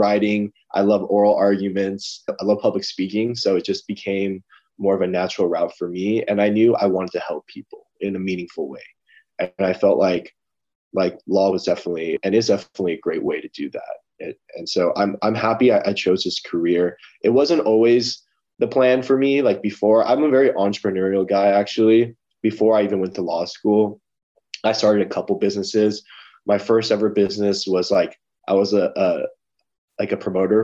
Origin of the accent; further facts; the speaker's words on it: Los Angeles, California, United States; I'm an LA boy at heart